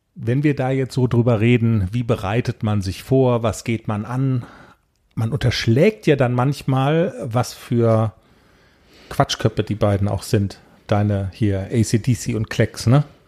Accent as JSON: {"language": "German", "country": "Germany", "said": "wir sind aus Deutschland"}